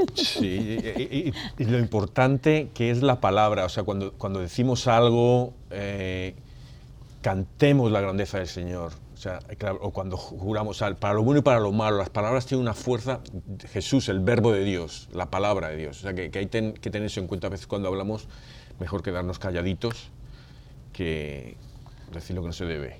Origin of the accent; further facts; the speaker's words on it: Spain; yo vengo de España